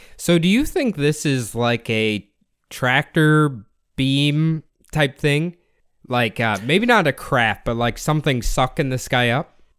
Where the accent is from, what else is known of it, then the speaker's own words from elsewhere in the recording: United States; as an American